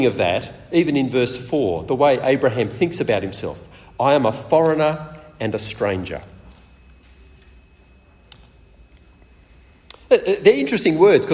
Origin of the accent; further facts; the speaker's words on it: Sydney, New South Wales, Australia; moved away as an adult; also born or lived in Perth; I grew up mainly in Sydney, and after Rosemary and I got married, we moved to Perth